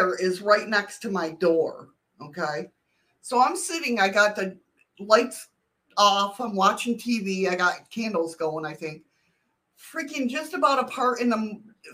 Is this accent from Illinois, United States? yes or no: no; Buffalo, New York, United States; now in Alaska, United States; I'm originally from Western New York near Buffalo